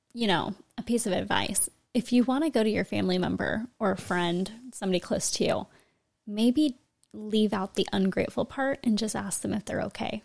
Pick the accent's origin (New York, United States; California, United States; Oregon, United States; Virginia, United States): California, United States; born or raised there